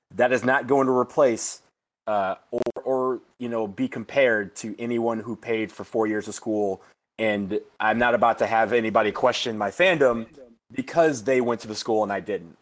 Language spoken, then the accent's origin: English; Michigan, United States; I was born and raised in Michigan.